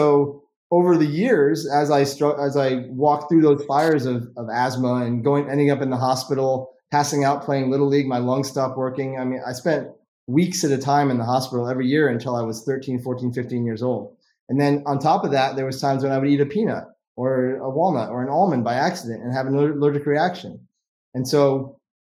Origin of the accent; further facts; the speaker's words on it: Vermont, United States; I was born in Vermont, and you know, growing up in that childhood experience, I was, you know, playing tennis every day all summer, playing golf, skiing all winter